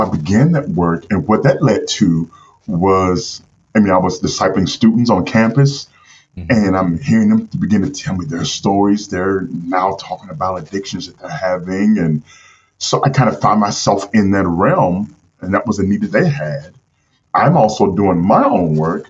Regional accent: St. Louis, Missouri, United States; I grew up in St. Louis, Missouri. That's where I'm from.

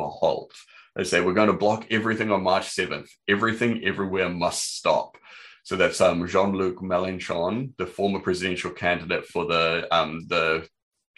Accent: New Zealand; growing up in New Zealand

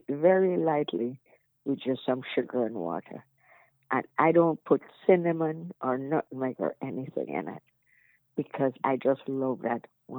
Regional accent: Spanish Town, Jamaica; now in Chicago, United States; I grew up in Spanish Town.

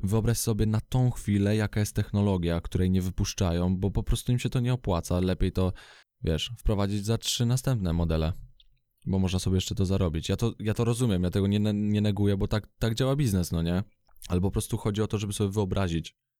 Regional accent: Radom, Masovian Voivodeship, Poland; jestem z Radomia

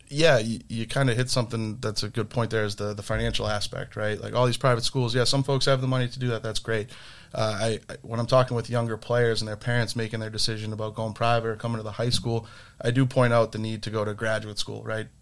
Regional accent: Milton, Massachusetts, United States; Duff and I grew up in Milton together.

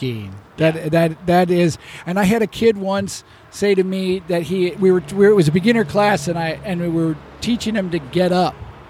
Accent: Chicago, Illinois, United States; I came from Chicago.

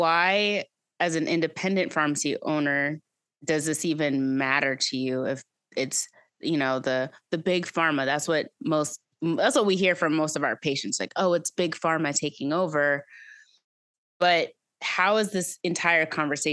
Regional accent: Owensboro, Kentucky, United States; works in her independent family-owned pharmacy in my hometown, Owensboro, Kentucky.

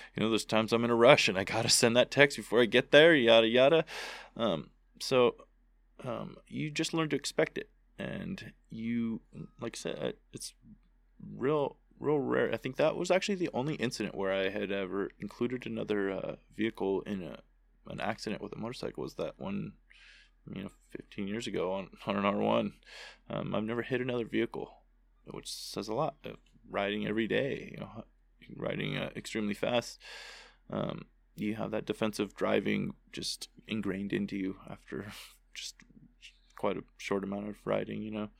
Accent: United States; I was born in Tahoe

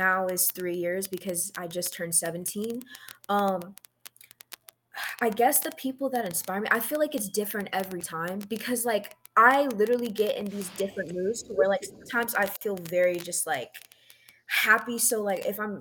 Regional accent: Toledo, Ohio, United States; also born or lived in Virginia; now in California, United States; from Ohio, Toledo, Ohio. I grew up there for like my whole life

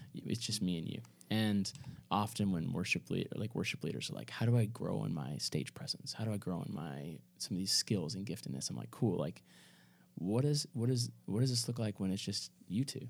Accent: Kentucky, United States; moved away; This is my hometown, like, you know, like, this is in Kentucky

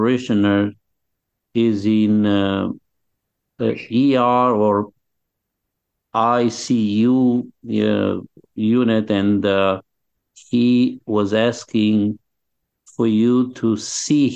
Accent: Romania; moved away as an adult; also born or lived in Youngstown, Ohio; now in United States; I was born in Romania in 1951, and I was a priest there for 5 years.

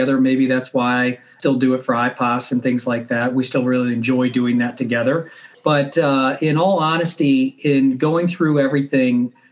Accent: St. Louis, Missouri, United States; I grew up in St. Louis

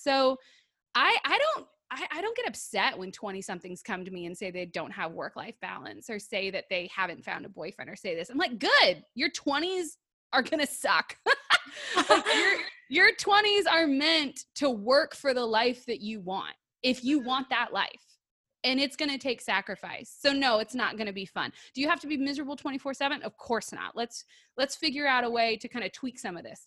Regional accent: Detroit, Michigan, United States; moved away; also born or lived in Texas; I grew up in Detroit

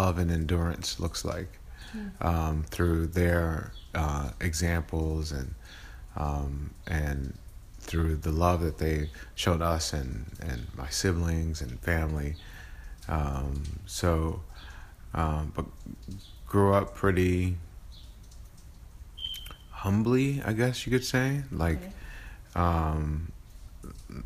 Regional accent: Dallas, Texas, United States; also born or lived in Missouri / Chicago; I'm from Dallas, Texas, born and raised, was raised in Buckner Terrace

